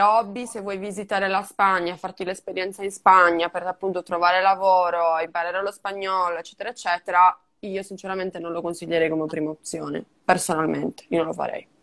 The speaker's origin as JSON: {"language": "Italian", "town": "Cagliari", "region": "Sardinia", "country": "Italy", "also_born_or_lived": "Seville, Spain", "moved": "as an adult", "lives_now": "Madrid, Spain", "said": "io sono sarda, sono di Cagliari"}